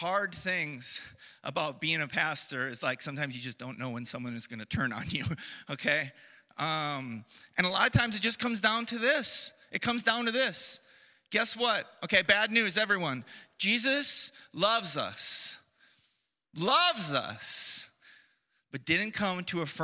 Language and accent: English; United States; moved away; I come from the United States